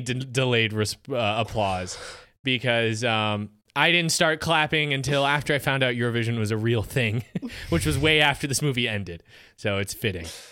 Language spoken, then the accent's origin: English; United States; as an American